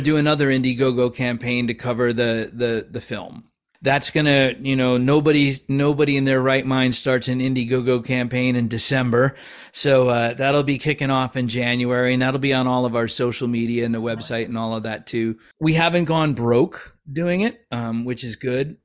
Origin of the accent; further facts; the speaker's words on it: Plainfield, Connecticut, United States; we were born and raised in Plainfield, which is off the map and off the beaten track and halfway between New York and Boston.